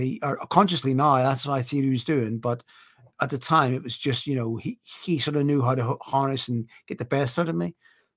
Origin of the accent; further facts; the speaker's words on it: Ireland; moved away; I'm an Irish man